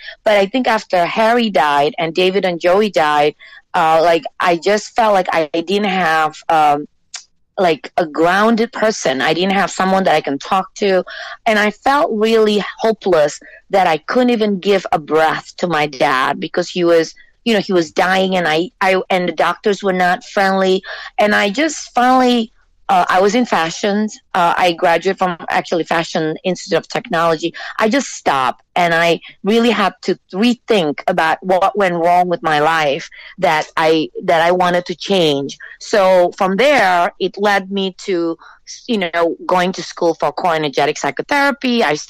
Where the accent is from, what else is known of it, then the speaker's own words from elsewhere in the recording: Singapore; also born or lived in Jakarta, Indonesia; I was born in Jakarta, Indonesia. I went to school in Singapore, and then I came here.